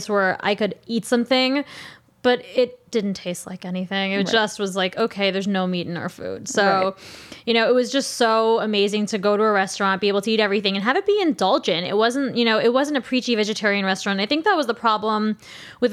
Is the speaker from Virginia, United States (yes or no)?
no; Long Island, New York, United States; also born or lived in Queens, New York; I grew up on Long Island